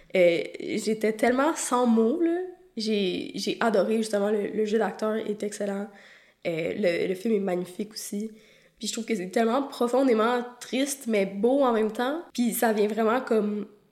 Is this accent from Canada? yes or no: yes; Quebec, Canada; je suis québécoise